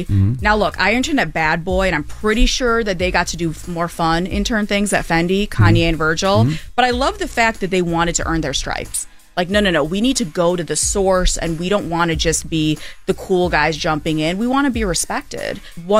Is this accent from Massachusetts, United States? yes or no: no; Kalamazoo, Michigan, United States; But so I grew up in Kalamazoo, Michigan, which outside of Derek Jeter, nobody else knows where that's from because that's where he's from.